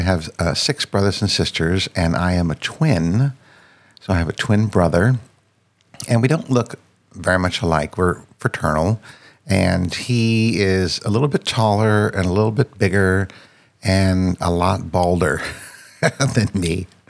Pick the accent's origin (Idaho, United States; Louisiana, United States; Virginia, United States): Virginia, United States; Northern; also born or lived in France; I grew up in uh, Northern Virginia, which is right outside of Washington, D.C literally like seven miles from DC and spent my entire life in the same place.